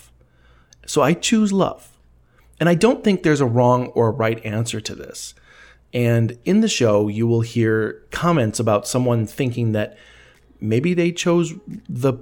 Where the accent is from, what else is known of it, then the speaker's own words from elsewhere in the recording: Elgin, Illinois, United States; it's my hometown of Elgin, Illinois